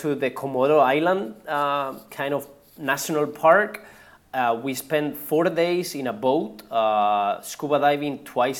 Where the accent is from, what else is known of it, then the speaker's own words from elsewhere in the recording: Spain; English is a second language; also born or lived in Odessa, Texas; I'm from Spain